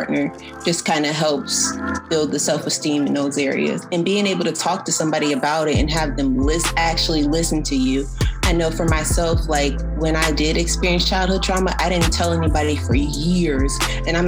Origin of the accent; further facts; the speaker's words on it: New Jersey, United States; I grew up in New Jersey